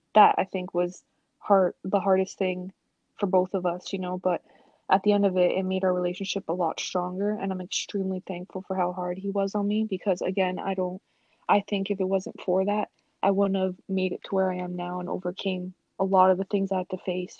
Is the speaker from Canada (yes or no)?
yes; Toronto, Ontario, Canada; growing up in Toronto, um, I had very supportive parents